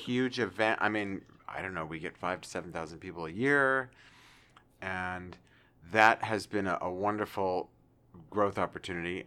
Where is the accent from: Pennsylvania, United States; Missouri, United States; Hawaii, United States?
Pennsylvania, United States; also born or lived in New York City / Kansas; now in Arkansas, United States; a wonderful pretzel factory that I grew up around the corner from